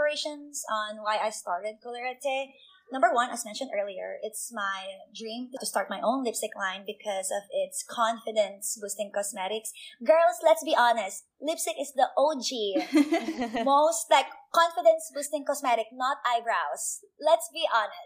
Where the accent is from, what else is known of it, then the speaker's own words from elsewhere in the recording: Philippines; moved away as an adult; now in United States; I was born and raised in the Philippines